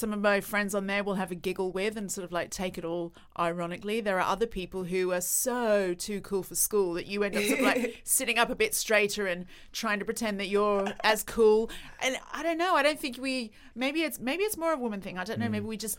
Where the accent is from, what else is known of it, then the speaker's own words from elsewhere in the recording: Australia; It's another part of being Australian.